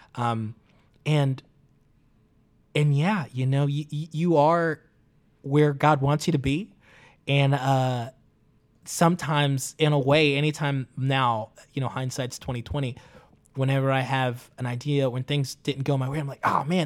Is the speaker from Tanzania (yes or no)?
yes; Tanzania; now in United States; I grew up in Tanzania